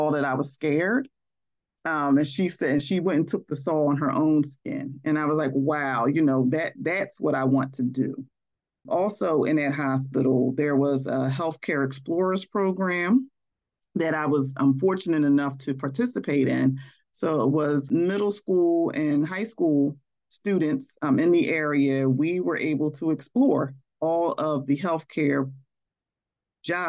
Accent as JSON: {"language": "English", "town": "Philadelphia", "region": "Pennsylvania", "country": "United States", "tie": "born or raised there", "said": "growing up in West Philadelphia"}